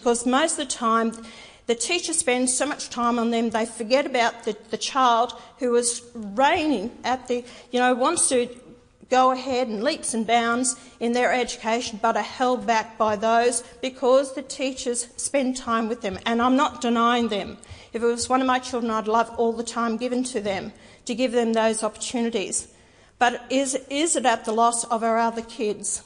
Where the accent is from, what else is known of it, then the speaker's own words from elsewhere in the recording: Queensland, Australia; I'm a Queenslander